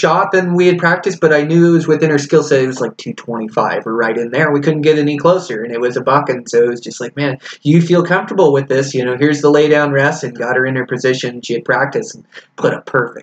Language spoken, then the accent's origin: English; Washington, United States; growing up in Washington